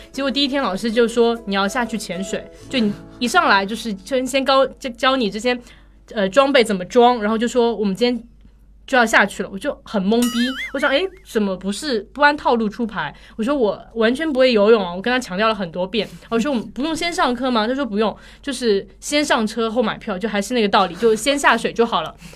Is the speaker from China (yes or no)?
yes; China